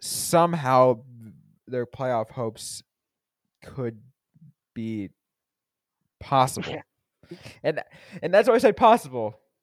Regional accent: San Jose, California, United States; I was born in San Jose.

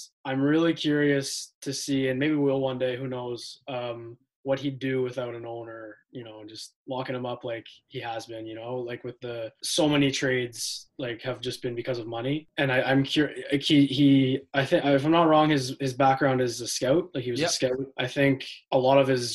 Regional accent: Ottawa, Ontario, Canada; also born or lived in Edmonton, Alberta; I moved to Ottawa. My family moved here when 2006, the summer of 2006. And I was born in Edmonton, so I was kind of an Oilers fan when I was really young.

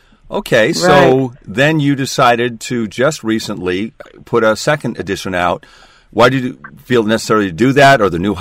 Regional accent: Bellevue, Washington, United States; as a kid, I grew up in Newport Hills

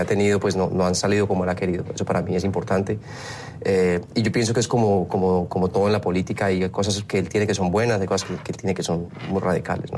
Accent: Colombia; moved away as an adult; now in Miami, United States; como latino, como colombiano, viviendo aquí hace ya 13 años

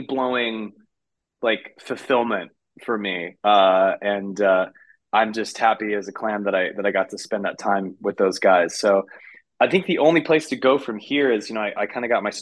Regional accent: San Francisco, California, United States; my hometown of San Francisco

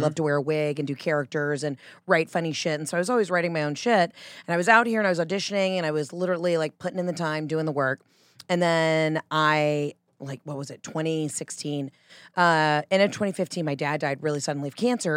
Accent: Georgia, United States; accent: Southern; also born or lived in New York; now in Los Angeles, United States; I was born in Georgia, but because my mom's from Boston

